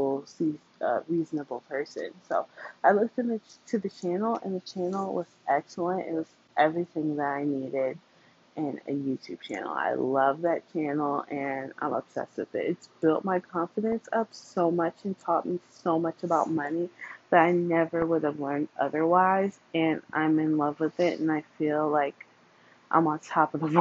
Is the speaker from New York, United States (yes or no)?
yes; New York, United States; I am from New York and I grew up poor